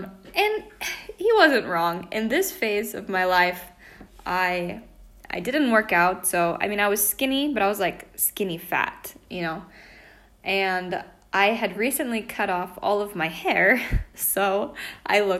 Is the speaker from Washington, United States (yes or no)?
yes; Washington, United States; moved away as an adult; also born or lived in Spain; now in Italy; I'm from Washington State, but currently I live in Italy